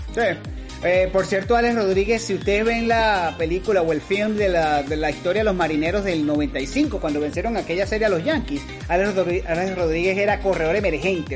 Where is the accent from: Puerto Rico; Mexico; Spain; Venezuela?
Venezuela; como venezolano